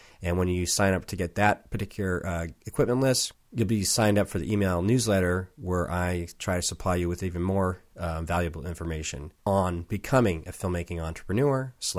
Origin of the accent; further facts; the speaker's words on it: San Diego, California, United States; now in Portland, United States; I was from San Diego and spent a lot of time in L.A., mm-hmm. but we moved up here about 4 years ago